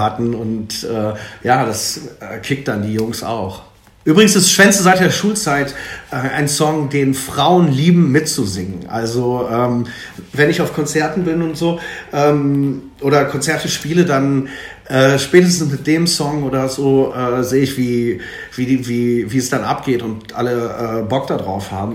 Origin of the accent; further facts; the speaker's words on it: Ruhr area, North Rhine-Westphalia, Germany; Ich komme jetzt hier aus dem Ruhrgebiet